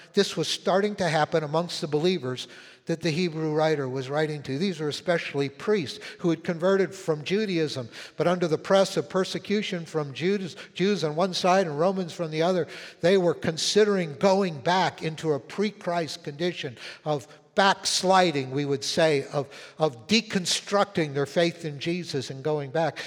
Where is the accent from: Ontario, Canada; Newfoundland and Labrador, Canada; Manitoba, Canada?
Manitoba, Canada; Winnipeg; moved away; When, when I was a little kid, uh, like eight, nine years old, um, I was living in Winnipeg where I was born up in Canada.